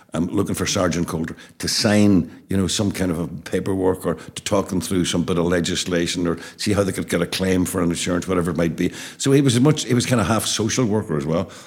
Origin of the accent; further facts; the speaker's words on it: Derry, Northern Ireland, United Kingdom; our terrace house in Abercorn Terrace